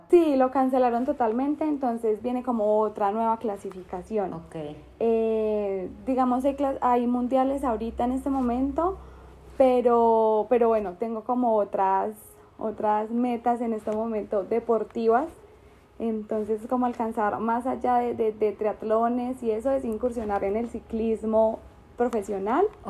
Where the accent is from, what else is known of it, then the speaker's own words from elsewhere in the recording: Bogotá, Colombia; soy de Bogotá, Colombia